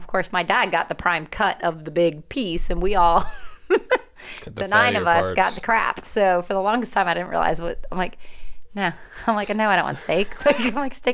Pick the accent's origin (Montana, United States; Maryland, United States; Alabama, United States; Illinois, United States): Maryland, United States; Rockville; I grew up in Rockville, Maryland, outside of D.C.